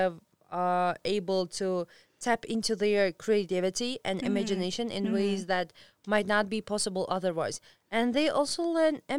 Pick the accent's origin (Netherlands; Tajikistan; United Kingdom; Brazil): Tajikistan; moved away as an adult; now in Bishkek, Kyrgyzstan; when I was leaving from Tajikistan to Bishkek